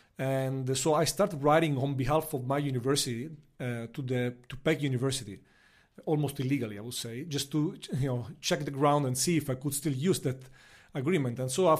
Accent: Palermo, Sicily, Italy; English is a second language; moved away as an adult; now in Beijing, China; President Mattarella is from my hometown

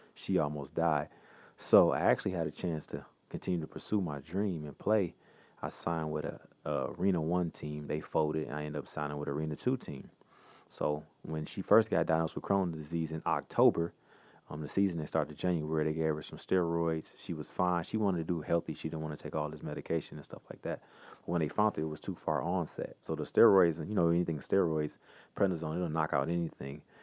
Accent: Pontiac, Michigan, United States; I grew up in Pontiac, Michigan, right outside of Detroit

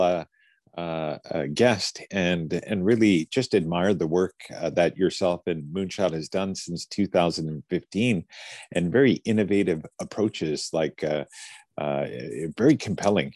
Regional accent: Fort St. John, British Columbia, Canada; I grew up in an all white a town called Fort St. John in the north of British Columbia

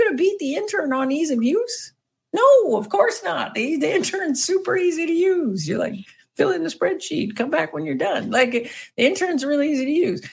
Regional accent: Canada; accent: Canadian; my excellent Canadian accent

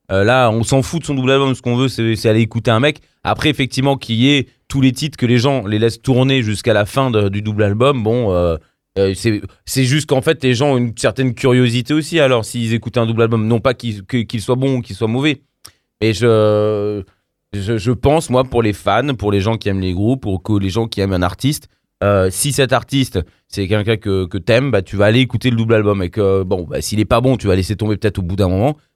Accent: Poland; je dis ça parce que je suis polonais

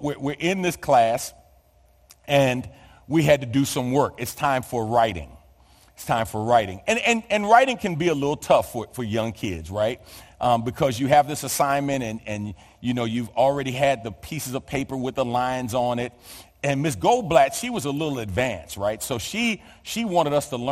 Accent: New York City, New York, United States; born or raised there; moved away

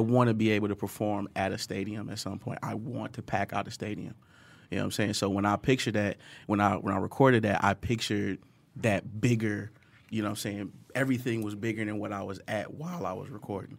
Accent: Detroit, Michigan, United States; growing up in Detroit, uh, son of a single mo-, I'm a older brother, too

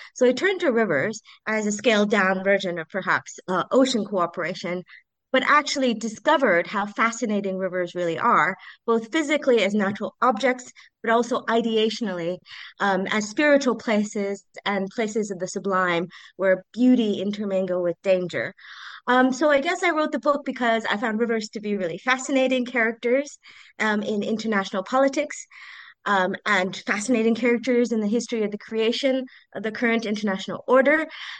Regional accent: United States; Okay, so I grew up in the United States.

